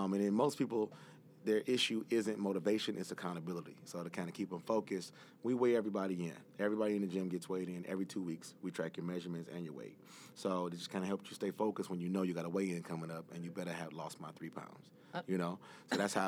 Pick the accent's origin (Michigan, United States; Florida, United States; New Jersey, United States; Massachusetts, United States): Michigan, United States; Detroit; born and raised in Detroit